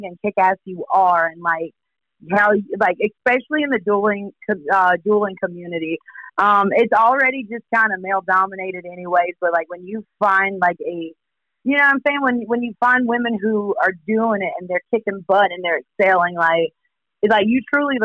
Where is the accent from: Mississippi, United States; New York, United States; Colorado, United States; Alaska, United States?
Mississippi, United States; Poplarville; moved away as an adult; now in New Orleans, United States; We're all born and raised in Poplarville, Mississippi